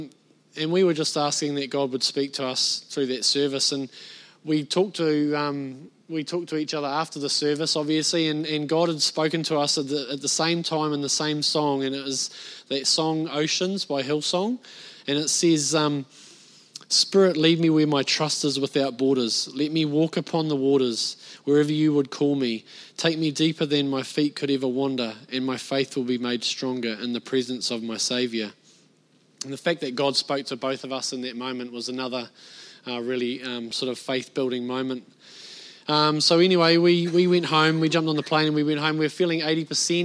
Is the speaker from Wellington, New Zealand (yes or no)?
no; Bay of Plenty, New Zealand; moved away; I'm a North Islander. I was born and bred in the Bay of Plenty